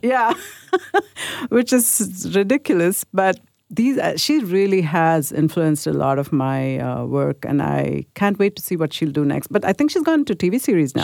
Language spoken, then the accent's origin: English; India; I grew up in India in a Catholic school